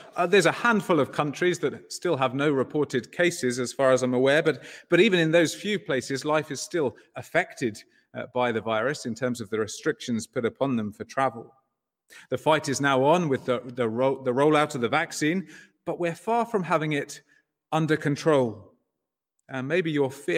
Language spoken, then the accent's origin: English; England, United Kingdom; moved away as an adult; also born or lived in Southampton; now in Ireland; As an Englishman